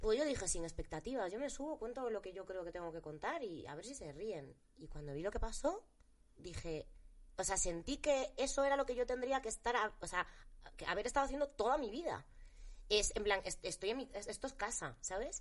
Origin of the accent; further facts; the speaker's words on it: Galicia, Spain; moved away; trabajar en gallego, para trabajar en mi tierra